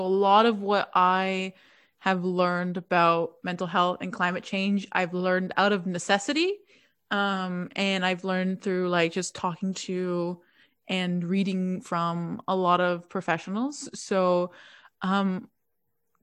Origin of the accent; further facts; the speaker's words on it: Toronto, Ontario, Canada; I'm from Toronto, Canada, but my family is from Italy, so I guess I'm Italian-Canadian